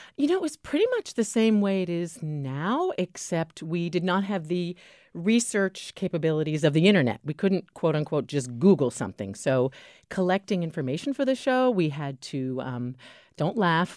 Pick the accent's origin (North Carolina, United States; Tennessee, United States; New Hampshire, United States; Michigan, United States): New Hampshire, United States; Keene; moved away as an adult; also born or lived in Washington, D.C.; most people know I'm from New Hampshire. I graduated from Keene High School